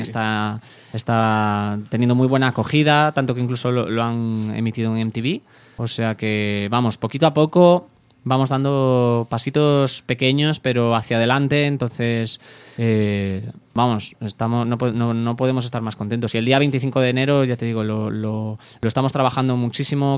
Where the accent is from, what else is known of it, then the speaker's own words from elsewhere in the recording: Santiago de Compostela, Galicia, Spain; Santiago de Compostela, que es que es mi, eh, es de donde soy yo